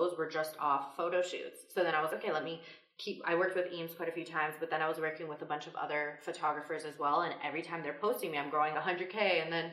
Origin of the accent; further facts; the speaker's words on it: Quebec, Canada; moved away as an adult; also born or lived in Toronto; I'm from Quebec, so legal drinking is there